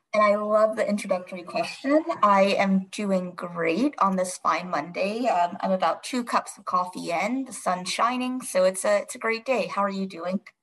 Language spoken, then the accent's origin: English; North Carolina, United States; moved away as an adult; now in Washington, D.C., United States; I am from a smaller town in North Carolina. I grew up there